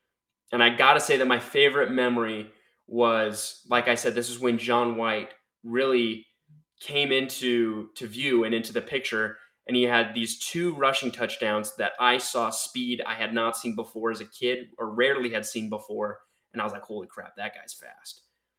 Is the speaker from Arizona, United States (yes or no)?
yes; Arizona, United States; I was growing up in Arizona where all the kids around me were either ASU fans or BYU fans.